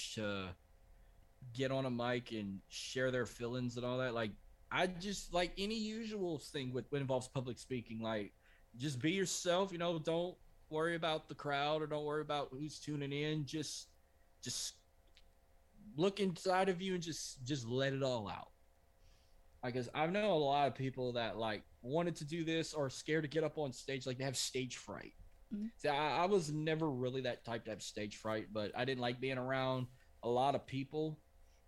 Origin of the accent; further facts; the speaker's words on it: Louisiana, United States; we're from Louisiana. Anytime we say go, we use it the French way.